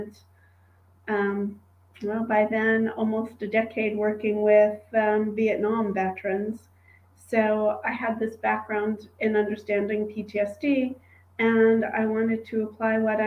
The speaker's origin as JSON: {"language": "English", "region": "New York", "country": "United States", "tie": "born or raised there", "said": "I grew up in New York"}